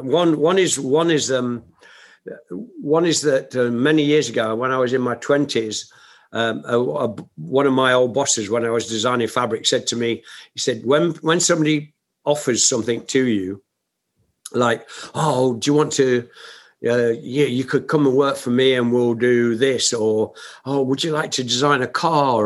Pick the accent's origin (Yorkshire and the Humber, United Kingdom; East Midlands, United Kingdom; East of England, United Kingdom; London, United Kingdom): East Midlands, United Kingdom; Nottingham; my hometown of Nottingham